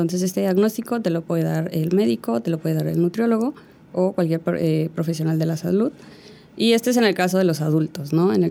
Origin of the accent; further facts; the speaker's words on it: Yucatán, Mexico; Claro, mira, yo en realidad soy yucateca, aunque no tenga el acento. Eh, no crecí aquí, pero bueno, eh, regresé para la universidad.